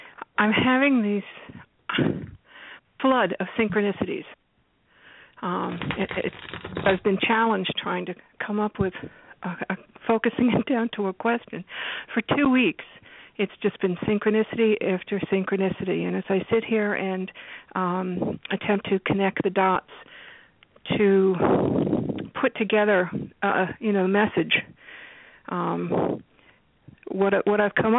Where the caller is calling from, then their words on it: New York, United States; I'm calling you from New York.